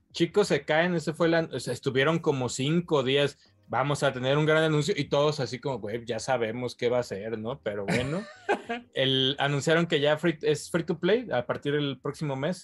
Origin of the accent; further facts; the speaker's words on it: Mexico; como mexicanos, como latinoamericanos